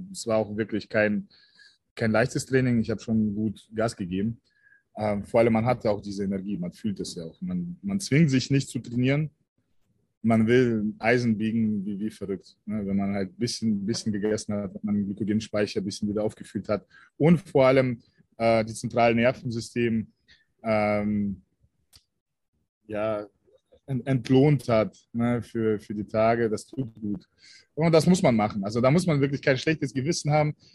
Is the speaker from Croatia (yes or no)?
no; Russia; born there; Also meine Wurzeln liegen tatsächlich in Deutschland, aber ähm, ich bin in Russland geboren. Ich bin sogenannte Deutsch-Russe.